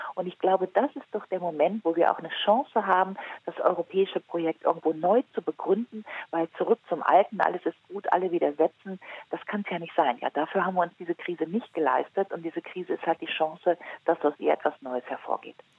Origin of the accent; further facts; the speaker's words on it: Rhineland, Germany; ich komme zum Beispiel aus dem Rheinland und wenn ich so in Köln, Düsseldorf lande, ja, dann fühle ich mich wohl, da bin ich geboren